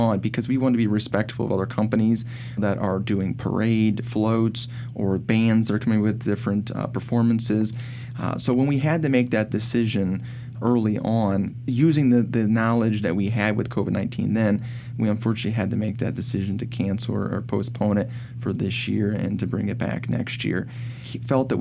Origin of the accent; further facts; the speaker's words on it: Fort Wayne, Indiana, United States; I was born and raised here in Fort Wayne